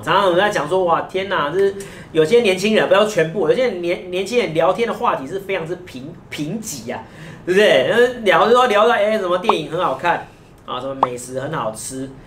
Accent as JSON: {"language": "Chinese", "country": "Taiwan", "said": "我们台湾人"}